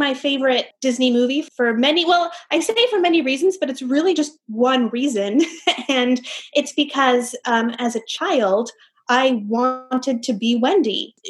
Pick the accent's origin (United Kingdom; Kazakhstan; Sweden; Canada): United Kingdom; London; also born or lived in Miami; now in New York, United States; I'm Cuban American, and I grew up in London, actually, which will be relevant to our conversation today, and also here in New York, as well as in Miami.